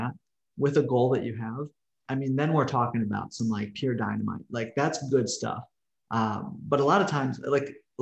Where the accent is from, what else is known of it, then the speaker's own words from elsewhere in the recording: Milwaukee, Wisconsin, United States; also born or lived in Mississippi / Missouri; now in Oklahoma City, United States; I'm originally from Milwaukee, Wisconsin, kind of smack dab in the middle of the country, but maybe a little more northern too